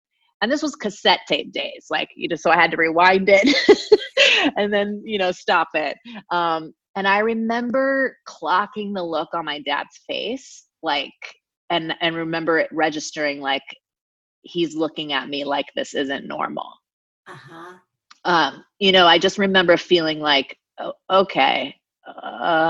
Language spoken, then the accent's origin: English; Anaheim, California, United States; I grew up in Orange County, California, which is about an hour south of LA, in Anaheim specifically